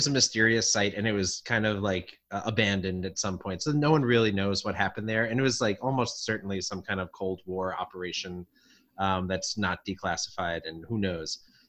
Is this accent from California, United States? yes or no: no; Long Island, New York, United States; So I grew up in Long Island